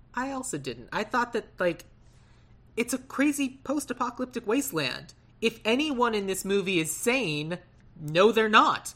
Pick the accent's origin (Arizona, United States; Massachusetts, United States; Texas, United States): Arizona, United States; Tucson; I grew up in Tucson, Arizona